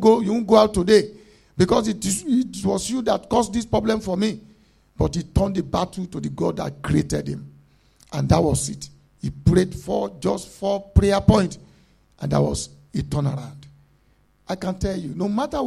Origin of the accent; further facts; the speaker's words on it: Nigeria; moved away; we are coming from Africa